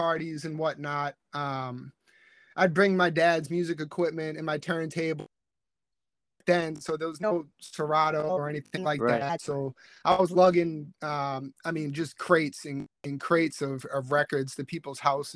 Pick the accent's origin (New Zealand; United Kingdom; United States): United States; South Shore, Massachusetts; also born or lived in Virginia; I was born in Virginia, but I moved up north before I was even 1 year old. So I'm a South Shore, Massachusetts head.